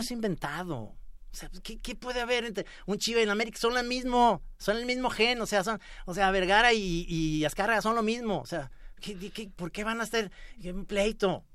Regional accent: Mexico; los mexicanos

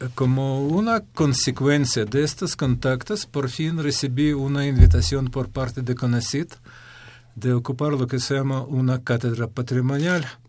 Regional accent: Ukraine; Spanish is a second language; moved away as an adult; also born or lived in Kyiv, Ukraine; now in Mexico; yo soy de Ucrania, hice mis estudios hasta nivel de doctorado en Ucrania.

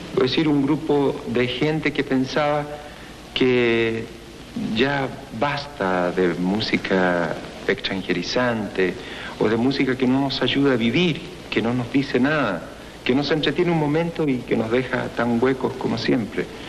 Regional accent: Chile; los trabajadores en mi país

